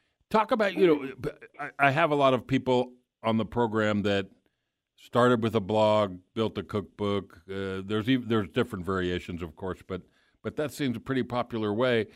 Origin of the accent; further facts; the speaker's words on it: Miami, Florida, United States; moved away; Lived in Miami, my hometown